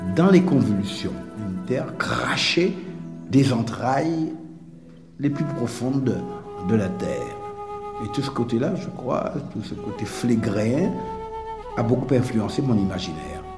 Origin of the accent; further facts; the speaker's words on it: Fort-de-France, Martinique; moved away as an adult; quand j'ai quitté la Martinique